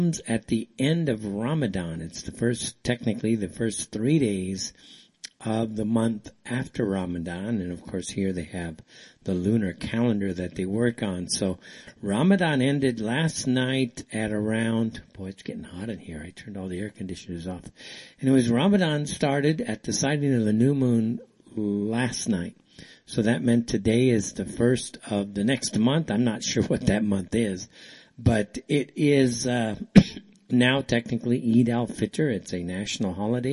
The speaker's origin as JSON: {"language": "English", "country": "United States", "moved": "yes", "lives_now": "Saudi Arabia", "said": "I'm from the States"}